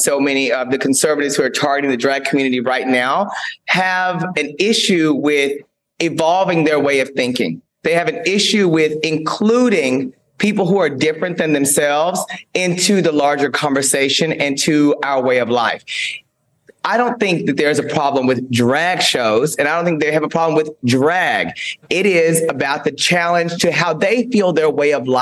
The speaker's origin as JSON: {"language": "English", "town": "Paris", "region": "Texas", "country": "United States", "tie": "born or raised there", "said": "growing up in a small town in Texas, I'm originally from Paris, Texas"}